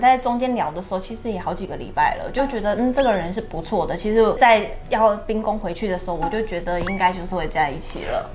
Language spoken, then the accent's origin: Chinese; Miaoli County, Taiwan; 我是苗栗的客家人